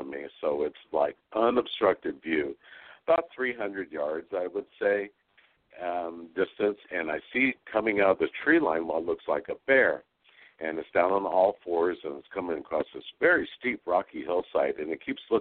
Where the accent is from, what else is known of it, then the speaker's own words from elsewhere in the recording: West Texas, United States; now in Sonora, United States; I grew up in West Texas